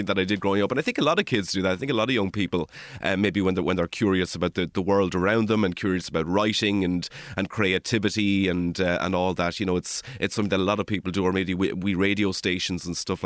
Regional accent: Kilmuckridge, Leinster, Ireland; moved away as an adult; also born or lived in Dublin; now in Glasgow, United Kingdom; I'm originally from Kilmuckridge

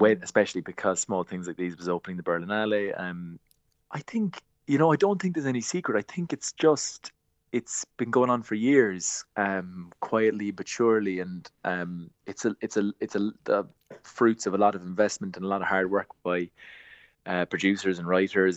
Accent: Glanmire, Munster, Ireland; I'm from Glanmyr in Cork

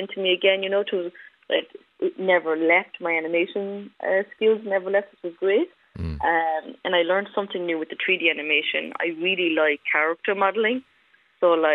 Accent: Cork, Munster, Ireland; also born or lived in Romania; I'll always be Cork

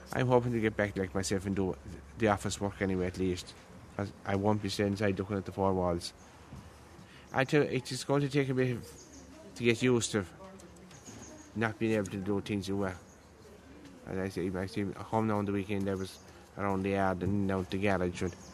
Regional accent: Croom, Munster, Ireland; Crome in County Limerick.

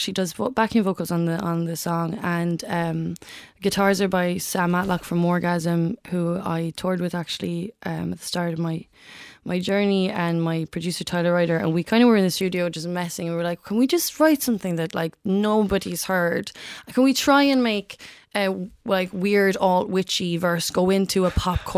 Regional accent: Macroom, Munster, Ireland; moved away as an adult; also born or lived in London; now in Cork, Ireland; I grew up in Macroom. I'm back in Cork now, but I spent 11 years in London actually

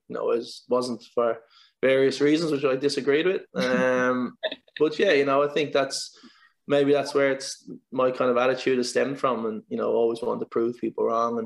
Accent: Dublin, Leinster, Ireland; growing up in Sandymount, we've got a lot of sports clubs around there

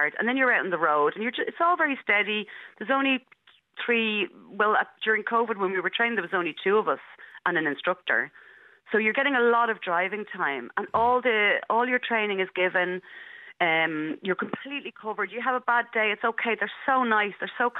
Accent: Dublin, Leinster, Ireland; I grew up in Marino, and I still live here now

